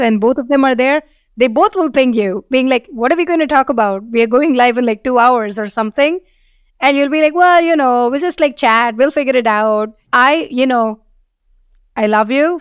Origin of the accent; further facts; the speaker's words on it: India; moved away as an adult; also born or lived in Seattle, United States / San Francisco, United States; now in London, United Kingdom; we are from India